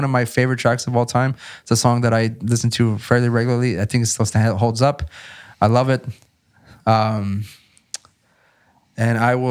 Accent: South Texas, United States; I'm from South Texas

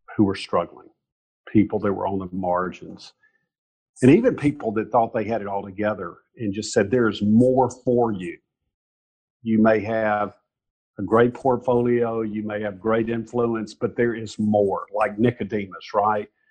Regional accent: Mountain Brook, Alabama, United States; growing up in Mountain Brook, Alabama

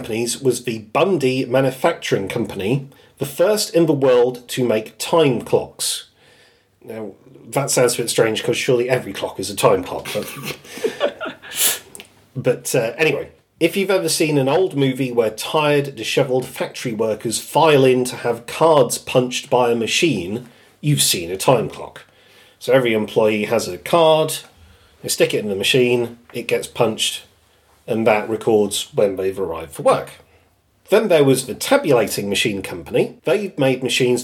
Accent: United Kingdom; I'm British

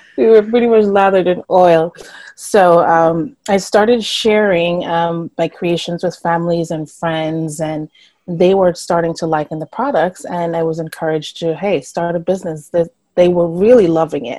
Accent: Jamaica; moved away; I am from Jamaica. I grew up with my grandparents there.

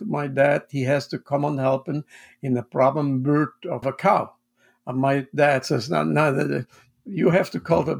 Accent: Basel, Basel-Stadt, Switzerland; English is a second language; moved away as an adult; now in Monroe, Connecticut, United States; I'm from the German-speaking part of Switzerland

